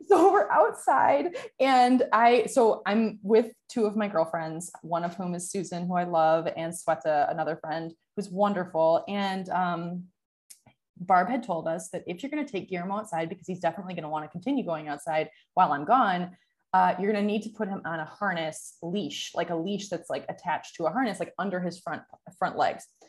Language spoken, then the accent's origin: English; Michigan, United States; moved away; also born or lived in San Francisco; where I grew up in Michigan